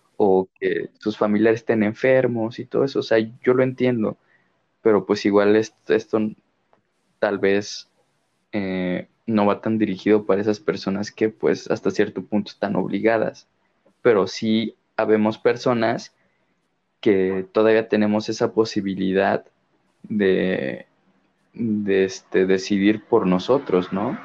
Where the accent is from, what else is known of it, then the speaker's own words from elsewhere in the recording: Mexico; mexicano de corazón, de alma